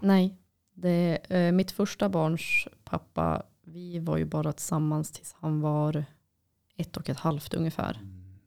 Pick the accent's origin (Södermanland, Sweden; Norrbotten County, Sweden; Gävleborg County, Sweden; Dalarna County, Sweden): Norrbotten County, Sweden; Boden; när jag var liten och bodde i Boden